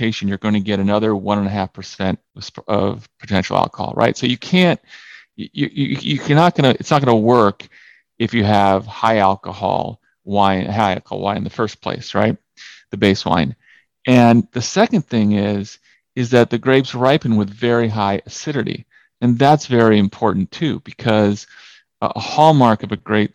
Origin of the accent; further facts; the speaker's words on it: California, United States; I'm from California